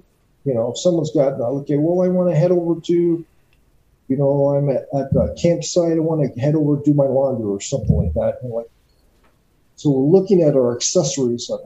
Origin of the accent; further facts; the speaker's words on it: Canada; being a kid growing up in Canada